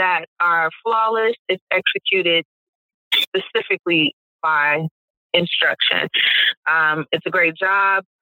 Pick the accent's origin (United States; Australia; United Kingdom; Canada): United States; Detroit, Michigan; also born or lived in Brooklyn, New York / New York City; now in Boston, United States; I'm originally from Detroit, Michigan, born and raised.